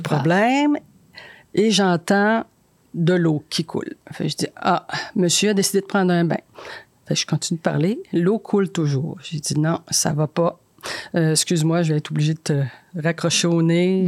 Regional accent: Chibougamau, Quebec, Canada; moved away; je viens de Chibougamau

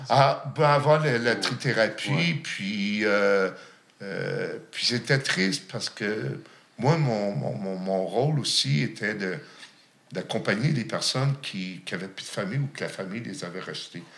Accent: Gatineau, Quebec, Canada; also born or lived in Lachute; Mon enfance, je l'ai passée à Gatineau

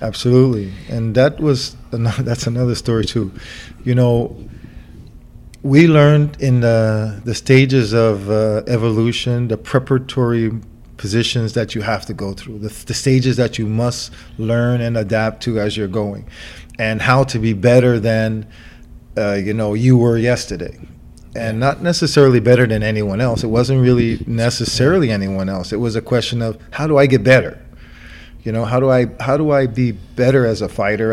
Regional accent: New York, United States; I was from New York

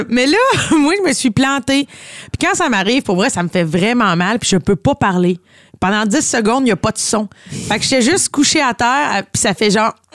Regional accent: Brossard, Quebec, Canada; Non, mais moi, je viens de Brossard!

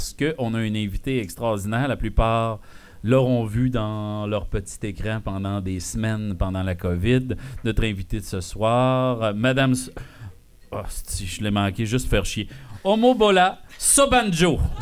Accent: Val-d'Or, Quebec, Canada; also born or lived in Sullivan; de mes origines de Val d'Or

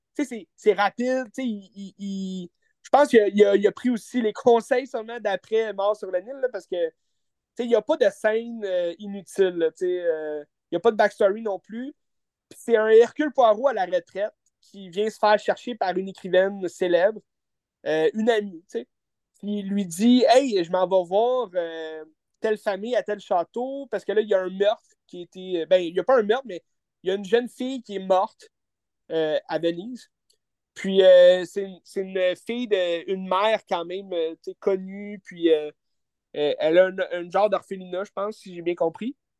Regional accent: Quebec, Canada; En tant que Québécois

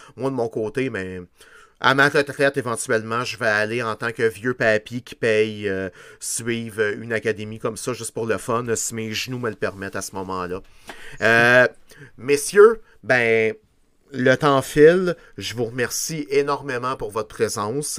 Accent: Quebec, Canada; on est juste des Québécois

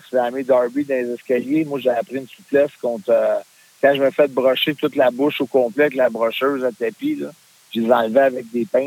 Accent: Canada; en tant que Canadien

